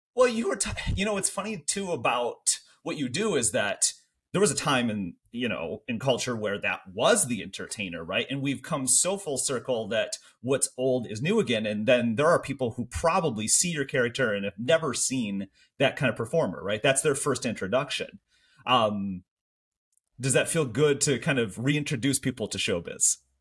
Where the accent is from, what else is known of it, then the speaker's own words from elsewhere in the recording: Michigan, United States; accent: Canada adjacent; I think I have a very Canada adjacent accent 'cause I grew up in Michigan, still live in Michigan